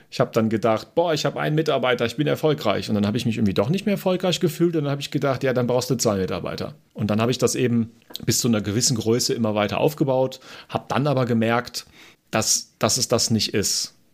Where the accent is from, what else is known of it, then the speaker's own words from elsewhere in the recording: Germany; moved away as an adult; now in Austria; Ich komme ja aus Deutschland, das Unternehmen ist auch in Deutschland